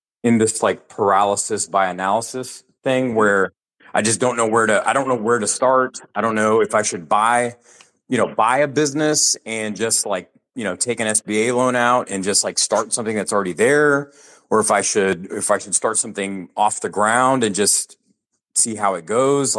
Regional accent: Texas, United States; also born or lived in Houston; I'm actually a Texan myself.

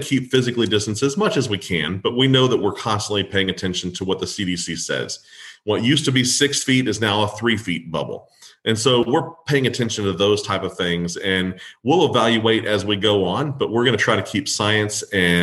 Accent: Kerrville, Texas, United States; I'm from Kerrville.

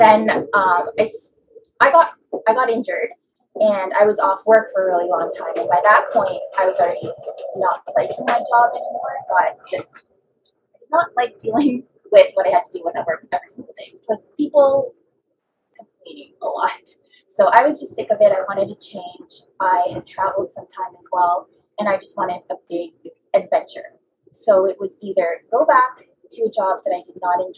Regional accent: Toronto, Ontario, Canada; I grew up in Toronto

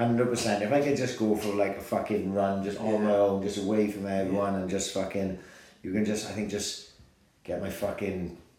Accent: Wales, United Kingdom; And I'm Welsh.

